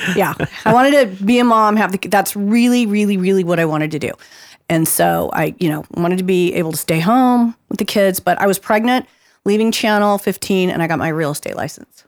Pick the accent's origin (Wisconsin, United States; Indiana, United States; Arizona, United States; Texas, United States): Arizona, United States; Phoenix; I grew up in the West Valley before there was anything out there